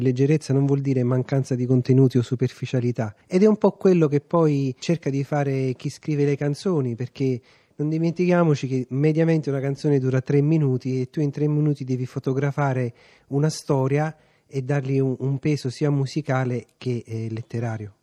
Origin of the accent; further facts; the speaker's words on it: Caserta, Campania, Italy; io essendo casertano, quei 30 km fanno la differenza.